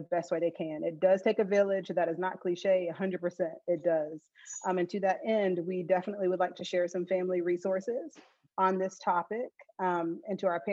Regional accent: Pelzer, South Carolina, United States; I grew up in the countryside of Pelzer, South Carolina

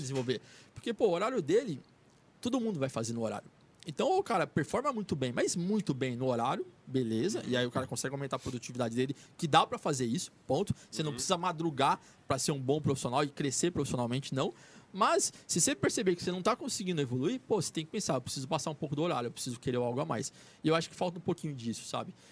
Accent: São José do Rio Preto, São Paulo, Brazil; now in São Paulo, Brazil; E a gente é de São José do Rio Preto

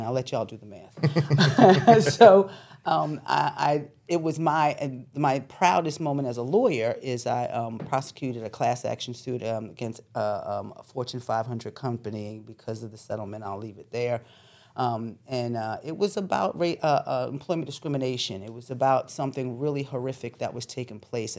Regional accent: Philadelphia, Pennsylvania, United States; also born or lived in New York; I was born in New York, but I was raised in Philadelphia.

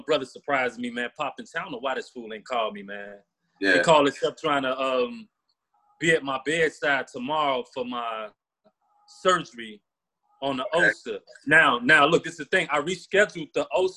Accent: Chicago, Illinois, United States; I grew up on 49th and State Street in Chicago

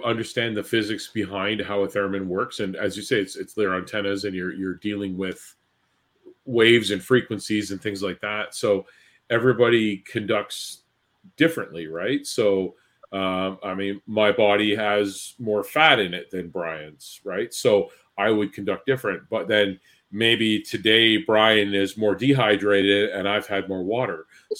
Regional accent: Thunder Bay, Ontario, Canada; You know, I'm from Thunder Bay.

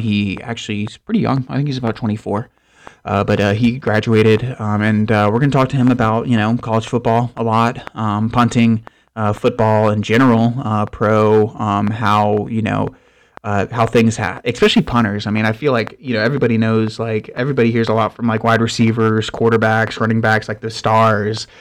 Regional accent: Tallahassee, Florida, United States; I was born in Tallahassee as well

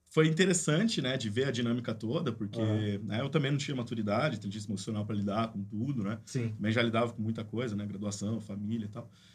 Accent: Campinas, São Paulo, Brazil; also born or lived in Limeira; Sou daqui de Campinas também.

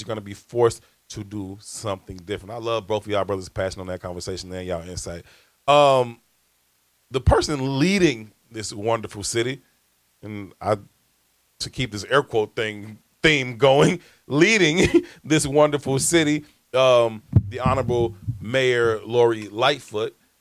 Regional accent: Chicago, Illinois, United States; I'm from South Shore. I've been there my whole entire life

